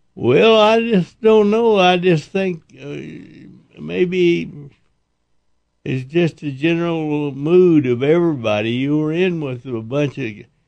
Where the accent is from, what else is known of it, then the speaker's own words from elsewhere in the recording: Dexter, New Mexico, United States; also born or lived in Oklahoma / Amarillo, Texas; In New Mexico, but I was born in Oklahoma